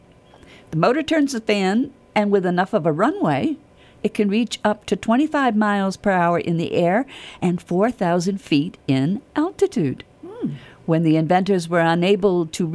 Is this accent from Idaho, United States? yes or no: no; New York, United States; moved away as an adult; I've got a cross because I'm from New York, but I've been down here for like 30 years